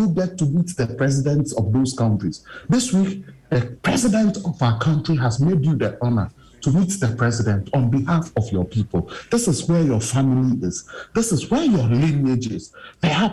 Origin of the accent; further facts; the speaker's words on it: Ghana; As Ghanaian media